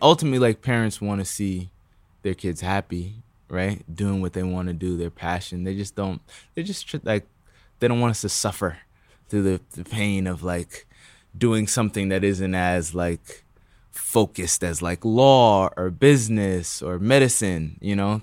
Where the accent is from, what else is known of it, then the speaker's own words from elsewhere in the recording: New Rochelle, New York, United States; also born or lived in Bronx, New York; I was born in the Bronx, but then I moved to New Rochelle, which is, like, outside of the city